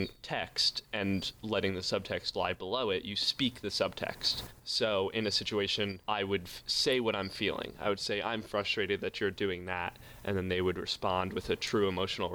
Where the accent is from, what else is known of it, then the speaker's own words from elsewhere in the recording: New York, United States; I'm from New York State